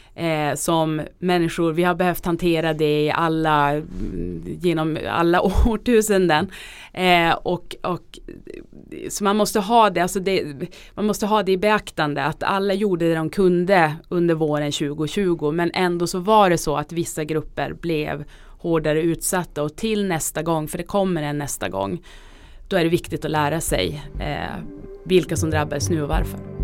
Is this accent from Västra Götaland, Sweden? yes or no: no; Norrbotten County, Sweden; now in Stockholm, Sweden; Jag kommer själv från Norrbotten